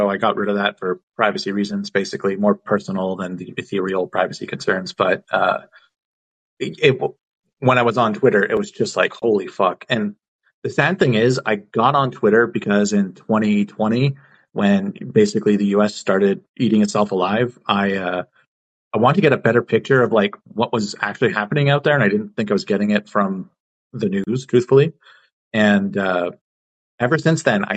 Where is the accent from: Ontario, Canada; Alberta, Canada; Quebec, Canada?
Quebec, Canada; Montreal; I'm from Montreal